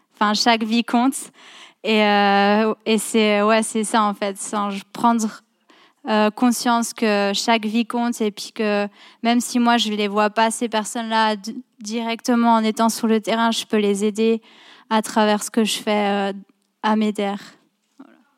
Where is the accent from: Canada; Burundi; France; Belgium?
France; moved away; je viens de France à la base.